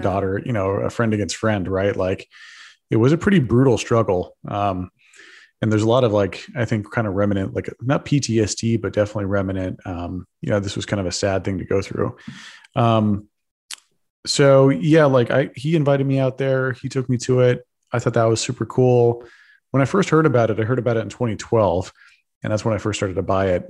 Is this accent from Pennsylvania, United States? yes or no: no; Texas, United States; I'm a Texan. I grew up in Texas